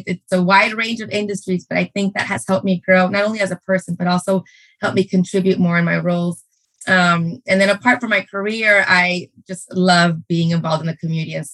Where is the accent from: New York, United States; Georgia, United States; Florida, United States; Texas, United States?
Texas, United States; Brownsville; moved away as an adult; also born or lived in Mexico / Durham, North Carolina; I was born and raised in Brownsville, Texas